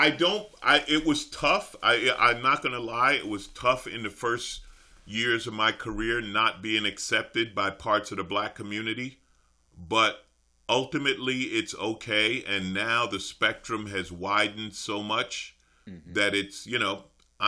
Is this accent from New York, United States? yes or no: yes; New York City, New York, United States; I grew up in Queens.